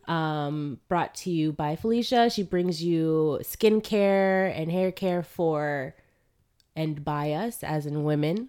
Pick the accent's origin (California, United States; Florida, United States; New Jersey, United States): Florida, United States; South; moved away; also born or lived in New York; I come from Florida